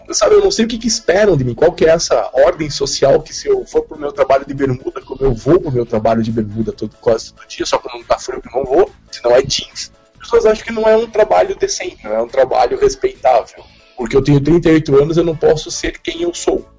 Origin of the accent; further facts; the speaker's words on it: Curitiba, Paraná, Brazil; eu sou de Curitiba